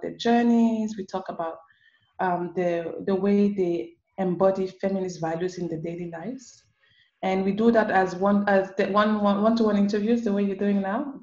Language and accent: English; Cameroon; also born or lived in France / Senegal; now in Morocco; So I am from Cameroon. I've lived across different places in the world, but Cameroon is home for me